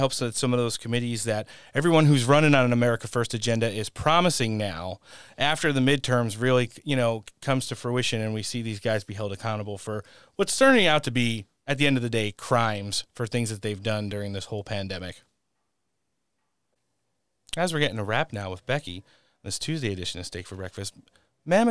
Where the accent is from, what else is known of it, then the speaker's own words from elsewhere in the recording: Elizabeth, New Jersey, United States; moved away as an adult; also born or lived in Sayreville, New Jersey / Ocean County, New Jersey; I was born in Elizabeth, New Jersey, so it's good to see have somebody on the show that is representing my hometown.